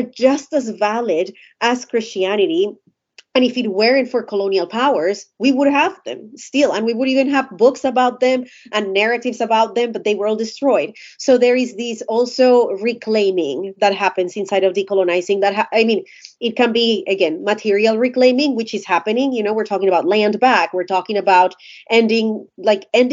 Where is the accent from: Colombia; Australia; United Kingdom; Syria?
Colombia; I'm Colombian. I was born and raised in Colombia.